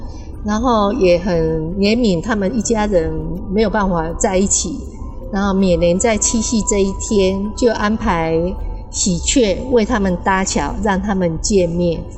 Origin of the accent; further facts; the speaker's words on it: Kaohsiung, Taiwan; 我住高雄。